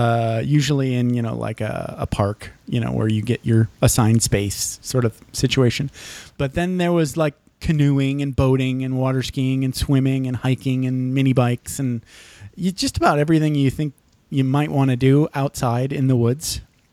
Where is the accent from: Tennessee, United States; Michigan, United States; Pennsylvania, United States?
Michigan, United States; moved away as an adult; See, I grew up in Michigan. I left when I was 18.